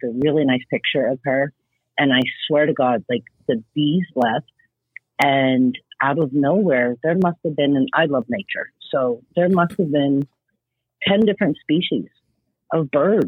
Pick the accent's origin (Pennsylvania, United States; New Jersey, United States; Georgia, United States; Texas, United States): Pennsylvania, United States; Pittsburgh; also born or lived in Los Angeles; now in Florida, United States; I'm from Pittsburgh